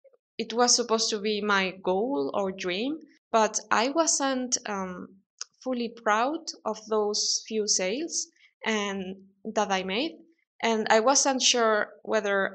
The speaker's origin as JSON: {"language": "English", "country": "Spain", "tie": "born or raised there", "also_born_or_lived": "London", "second_language": "English", "moved": "as an adult", "said": "leave my hometown in Spain"}